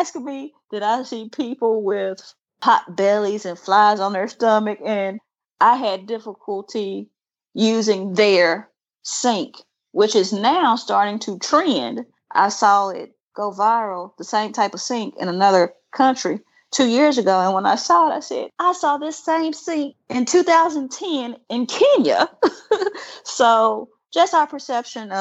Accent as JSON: {"language": "English", "region": "Mississippi", "country": "United States", "tie": "born or raised there", "said": "I grew up in Mississippi"}